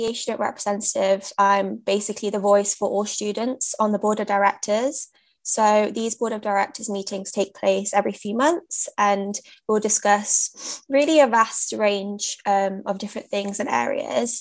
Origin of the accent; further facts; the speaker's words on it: Leicester, East Midlands, United Kingdom; moved away; also born or lived in London; I'm a British South Asian, born and raised in Leicester